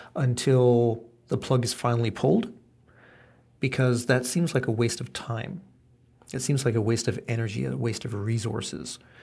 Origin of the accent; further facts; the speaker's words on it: Canada; now in Japan; I was born in Canada